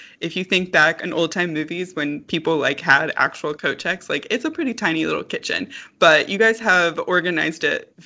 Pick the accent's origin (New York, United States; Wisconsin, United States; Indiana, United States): Indiana, United States; I didn't grow up in Indianapolis, but I grew up in the state of Indiana